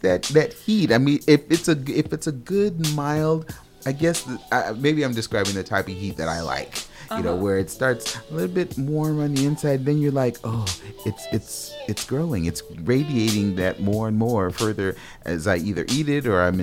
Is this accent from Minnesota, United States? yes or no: yes; Minneapolis, Minnesota, United States; I'm from Minneapolis